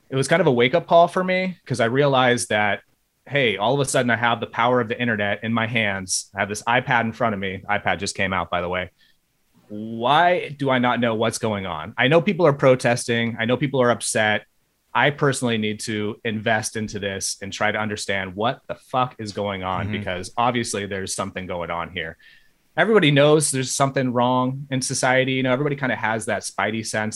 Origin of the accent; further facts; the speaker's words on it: Bay Area, California, United States; I grew up in the Bay Area of California